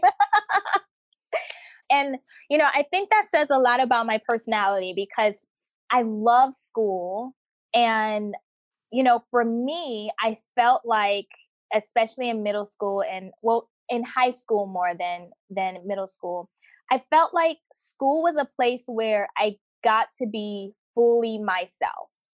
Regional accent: United States; moved away as an adult; also born or lived in North Carolina / South Korea / India; when I was growing up in America

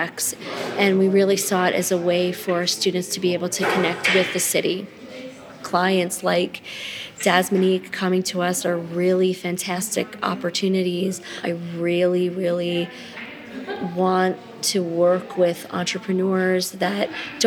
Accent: New Jersey, United States; moved away as an adult; now in Detroit, United States; I'm originally from New Jersey. I moved to Detroit in 2000

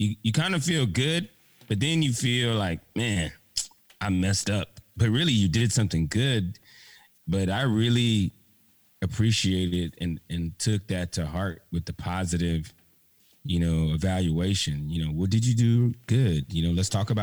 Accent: Miami, Florida, United States; my hometown in Miami, Florida

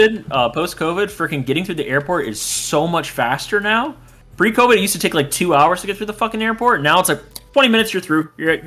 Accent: East Coast, United States; I'm from the East Coast.

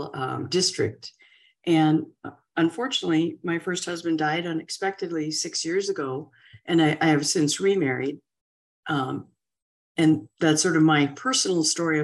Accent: North Dakota, United States; my hometown was a population of about 7,000 people when I was growing up

